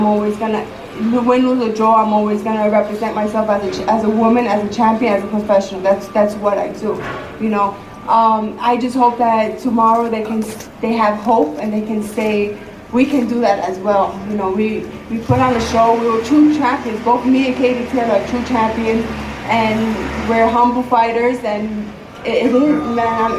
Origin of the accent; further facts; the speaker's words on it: Puerto Rico; Yo soy una boricua orgullosa de corazón